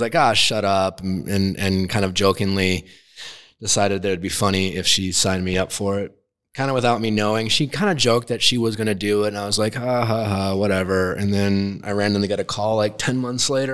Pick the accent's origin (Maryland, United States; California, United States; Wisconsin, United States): Wisconsin, United States; Milwaukee; I grew up in Milwaukee, Wisconsin